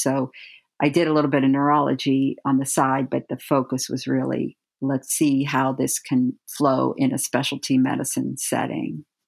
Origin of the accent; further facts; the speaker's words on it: Steubenville, Ohio, United States; I grew up in Steubenville, Ohio